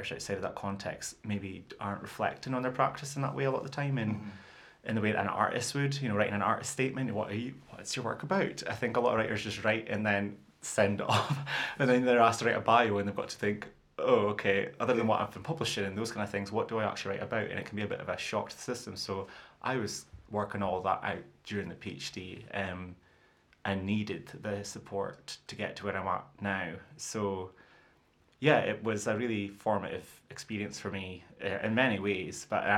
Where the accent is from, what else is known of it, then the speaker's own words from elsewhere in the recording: Fraserburgh, Scotland, United Kingdom; accent: broad Doric; also born or lived in Peterhead; I grew up in Fraserburgh in Peterhead, so I spoke broad Doric and do still speak broad